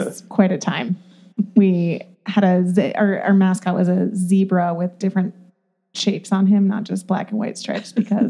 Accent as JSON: {"language": "English", "town": "Ann Arbor", "region": "Michigan", "country": "United States", "tie": "born or raised there", "moved": "yes", "lives_now": "St. Louis, United States", "said": "where I grew up, which is Ann Arbor, Michigan"}